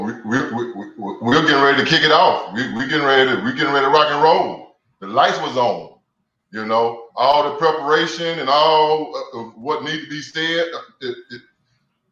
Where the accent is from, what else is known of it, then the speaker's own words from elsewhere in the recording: Alabama, United States; I'm from Alabama